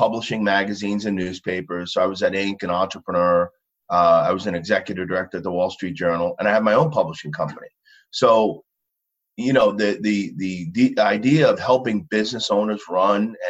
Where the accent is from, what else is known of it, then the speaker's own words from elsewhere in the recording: Long Island, New York, United States; I grew up in Long Island.